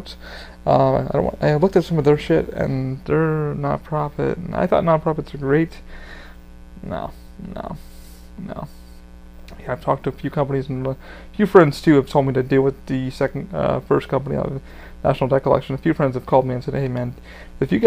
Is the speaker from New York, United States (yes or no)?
yes; New York, United States; I'm from New York